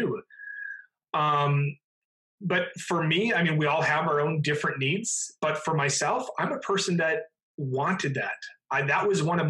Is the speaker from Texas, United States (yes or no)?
no; Minnesota, United States; I went to work for the Minnesota Vikings, my hometown football team